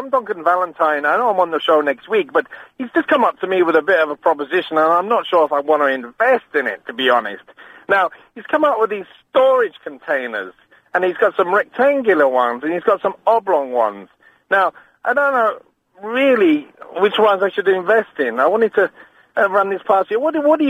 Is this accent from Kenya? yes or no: no; Edinburgh, Scotland, United Kingdom; Well, no, originally, of course, I was from Scotland originally. from Edinburgh.